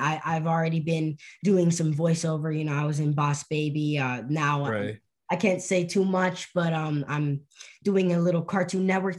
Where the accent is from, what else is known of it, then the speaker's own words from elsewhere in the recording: Vancouver, British Columbia, Canada; also born or lived in Montreal, Canada; I was born in Montreal, Canada, and then I moved to Vancouver when I was one